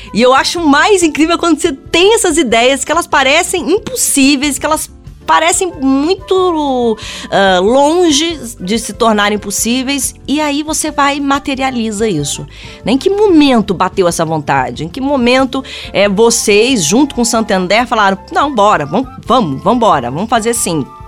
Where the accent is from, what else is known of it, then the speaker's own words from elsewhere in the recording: Brazil; a gente, enquanto brasileiros